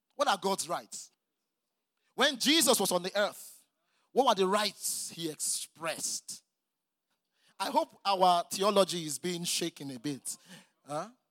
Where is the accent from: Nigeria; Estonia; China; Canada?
Nigeria